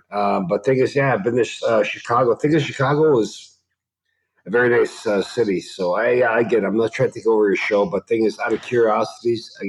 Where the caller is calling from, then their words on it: Toronto, Ontario, Canada; I'm calling from Toronto, Canada.